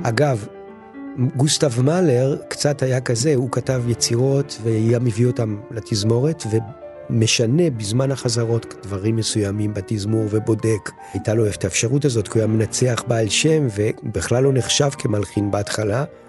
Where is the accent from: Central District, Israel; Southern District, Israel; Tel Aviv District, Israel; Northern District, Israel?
Tel Aviv District, Israel; Tel Aviv; now in Sde Boker, Israel; ואני עצמי נולדתי בתל אביב